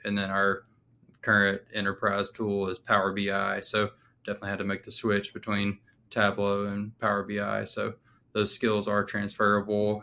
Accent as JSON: {"language": "English", "region": "Alabama", "country": "United States", "also_born_or_lived": "Texas", "moved": "as an adult", "said": "I'm from Alabama"}